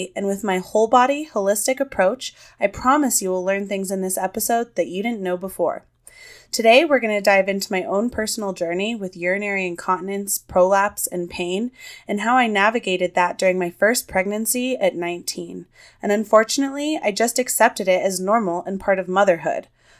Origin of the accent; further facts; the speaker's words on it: Los Alamos, New Mexico, United States; I am from New Mexico. I recently moved back to my hometown of Los Alamos, New Mexico, where I am from.